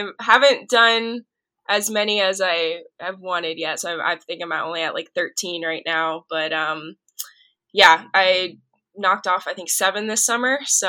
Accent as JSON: {"language": "English", "town": "Miami", "region": "Florida", "country": "United States", "tie": "born or raised there", "also_born_or_lived": "Waco, Texas", "moved": "as an adult", "lives_now": "Colorado, United States", "said": "I grew up in Miami, Florida. So no mountains."}